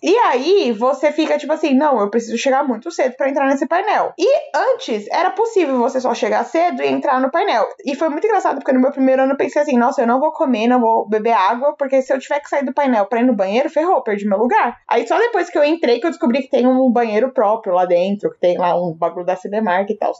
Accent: Brazil; a gente é brasileiro

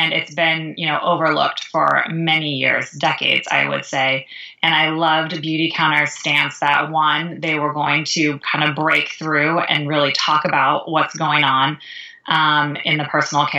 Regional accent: California, United States; now in Chicago, United States; I live in Chicago, Illinois, although I am originally from California.

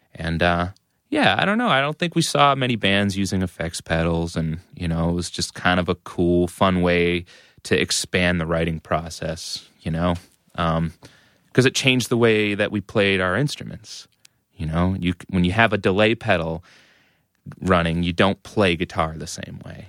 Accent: Methuen, Massachusetts, United States; I grew up in Methuen, which is a suburb of Massachusetts, uh, about a half

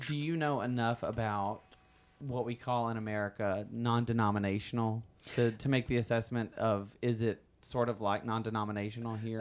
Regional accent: Alabama, United States; also born or lived in New York City / Los Angeles; now in California, United States; I was born and raised in Alabama, as people can hear. I have an accent

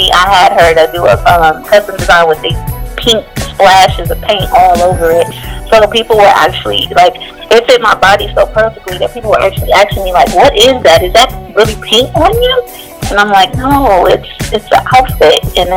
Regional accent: Dallas, Texas, United States; also born or lived in Kaplan, Louisiana / Chicago / Atlanta / Los Angeles; I'm originally from Louisiana, a small town called Kaplan, and my mom moved me to Dallas whenever I was like 4 or 5 years old, and I pretty much grew up here

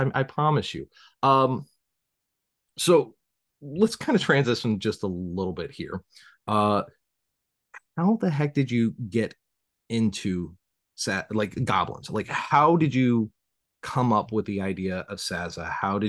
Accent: the South, United States; accent: southern; nobody takes a southern accent very seriously. And so I always just like learned to hide my accent.

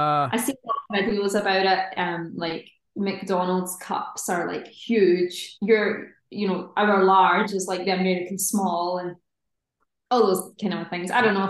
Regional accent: Scotland, United Kingdom; I think it's just a sort of a regional thing depending on where you are in Scotland. My accent's pretty neutral, but I've worked on it as well from when I was younger just to neutralize it a little bit

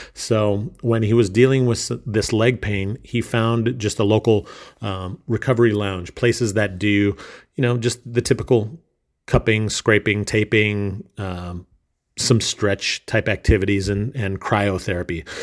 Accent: Minnesota, United States; moved away as an adult; my home state of Minnesota

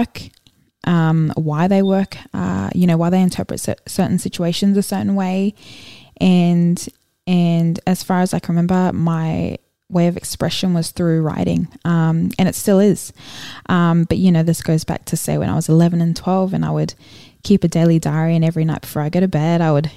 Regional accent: Brisbane, Queensland, Australia; also born or lived in Auckland, New Zealand / Gold Coast, Australia; I was born in Auckland, New Zealand, and moved to the Gold Coast when I was 9, and I've been in Brisbane since I was about 10

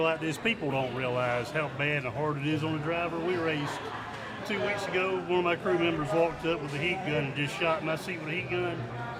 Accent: Samson, Alabama, United States; from Sampson, Alabama. Grew up about 12 miles from the Florida line. Went to high school there, grew up. Went away in the Army a couple of years. Came back in the mid-90s.

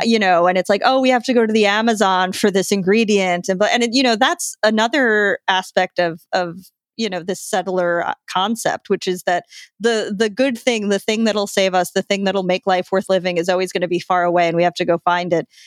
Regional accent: New York, United States; I'm from New York

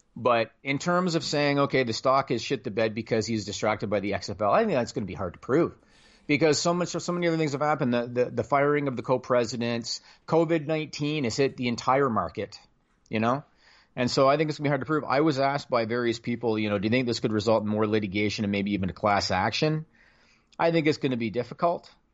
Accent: Canada; I'm Canadian

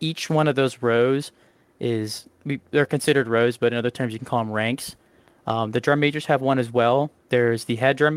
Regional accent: Gahanna, Ohio, United States; I'm from Gahanna, Ohio, which is northeast of Columbus. I went to Gahanna Lincoln High School.

